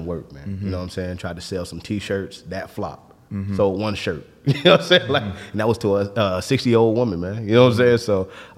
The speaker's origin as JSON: {"language": "English", "region": "Florida", "country": "United States", "said": "I'm from Florida"}